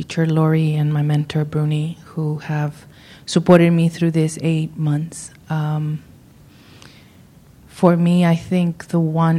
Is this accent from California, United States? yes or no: yes; Modesto, California, United States; from Modesto.